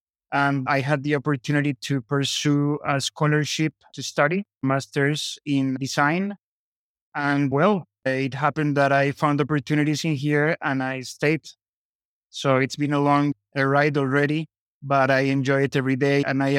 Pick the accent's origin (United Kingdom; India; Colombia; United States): Colombia; born there; I was born in Colombia, as I mentioned